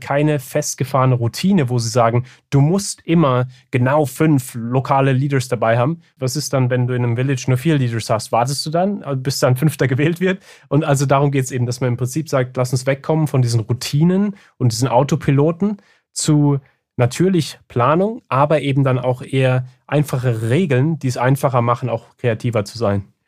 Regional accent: Germany; ich bin ja auch in, in Deutschland aufgewachsen

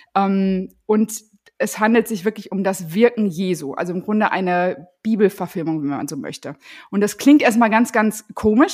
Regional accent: North Rhine-Westphalia, Germany; now in Husum, Germany; Ich komme ja eigentlich aus NRW und bin sehr katholisch erzogen worden

